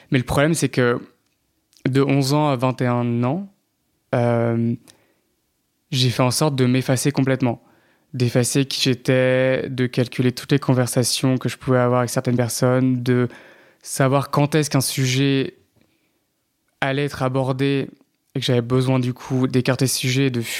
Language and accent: French; Paris, Île-de-France, France; also born or lived in Normandy / Vendée; je suis né à Paris, j'ai un peu grandi à Paris, mais en Normandie aussi, genre dans un village, et en Vendée, un peu. Donc très aussi euh, campagne.